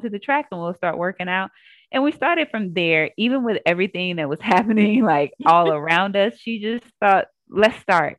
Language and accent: English; Jackson, Mississippi, United States; Born and raised in Jackson, Mississippi